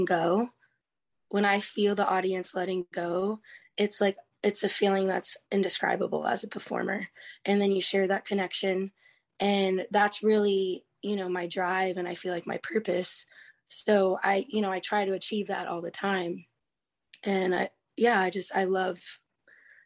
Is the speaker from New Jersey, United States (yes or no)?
no; Key West, Florida, United States; I've come full circle in Key West because I grew up with it being very artsy